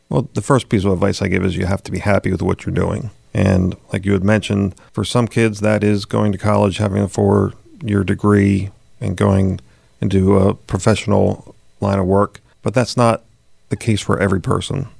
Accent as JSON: {"language": "English", "area": "southern Chester County", "region": "Pennsylvania", "country": "United States", "tie": "born or raised there", "said": "southern Chester County, which is where I'm originally from"}